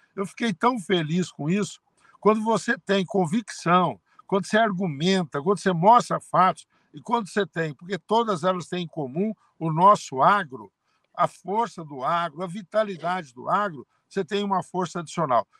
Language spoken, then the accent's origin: Portuguese; Altinópolis, São Paulo, Brazil; de Altinópolis, onde eu nasci